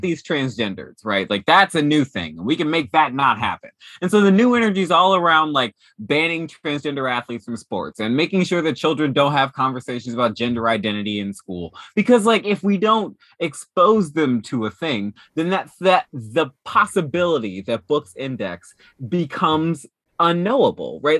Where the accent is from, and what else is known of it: Dayton, Ohio, United States; born or raised there; moved away